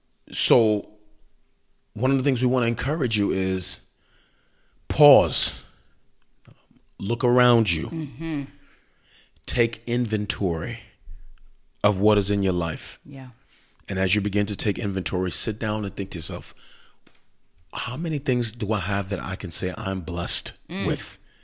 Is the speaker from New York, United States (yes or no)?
yes; Queens, New York, United States; not knowing that I come from Queens. My parents were working, you know, jobs. I'm a latchkey kid.